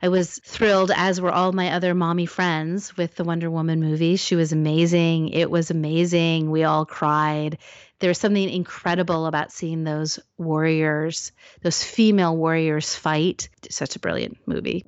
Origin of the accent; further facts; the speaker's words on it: Salem, Oregon, United States; I grew up in Salem, Oregon